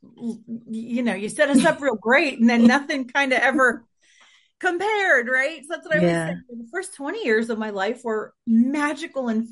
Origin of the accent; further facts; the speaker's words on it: Philadelphia, Pennsylvania, United States; I was born in the late 70s in suburban Philadelphia. I had a really cool, I would say normal for my area, upbringing